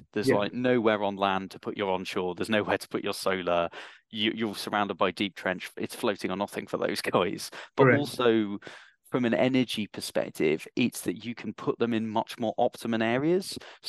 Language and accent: English; Durham, North East England, United Kingdom; now in London, United Kingdom; I may not sound it because I've been into London too long, but yeah, I am originally from Durham.